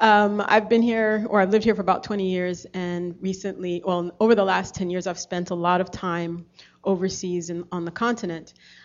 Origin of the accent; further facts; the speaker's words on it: Baltimore, Maryland, United States; also born or lived in Ethiopia; growing up in Baltimore